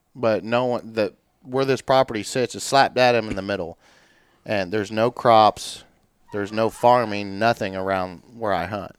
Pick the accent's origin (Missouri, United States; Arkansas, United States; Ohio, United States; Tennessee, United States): Missouri, United States; Warrensburg; also born or lived in Centerview, Missouri; born and raised in Warrensburg, Missouri